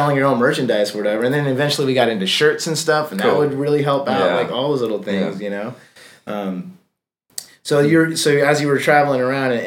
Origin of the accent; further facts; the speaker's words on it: Washington, United States; moved away as an adult; also born or lived in New York; I'm from a real small town in Washington State